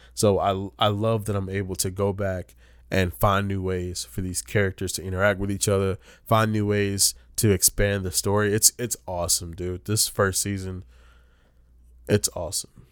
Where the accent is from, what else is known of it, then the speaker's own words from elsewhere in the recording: Rocky Mount, North Carolina, United States; moved away; I'm from Rocky Mountain, North Carolina